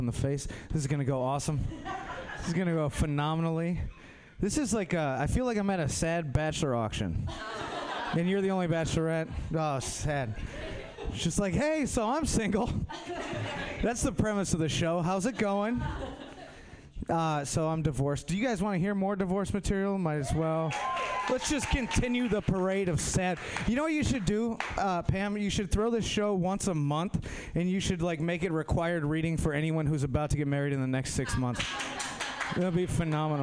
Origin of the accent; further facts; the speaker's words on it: Minnesota, United States; moved away; I'm from Minnesota